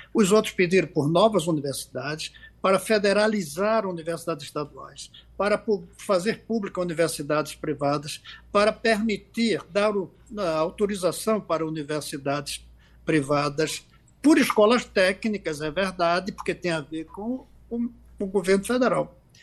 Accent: Pernambuco, Brazil; cidades como a nossa Axixá, em nosso Pernambuco

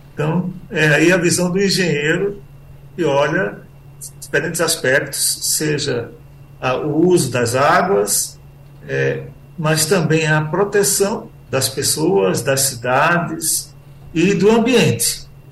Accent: Caruaru, Pernambuco, Brazil; also born or lived in Recife; eu sou de Caruaru

